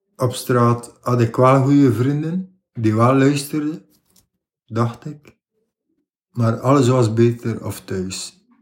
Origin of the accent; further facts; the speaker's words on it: Ostend, Flanders, Belgium; Oorspronkelijk, ik ben geboren in Oostende, aan de kust. Ik heb daar ook bijna heel mijn leven gewoond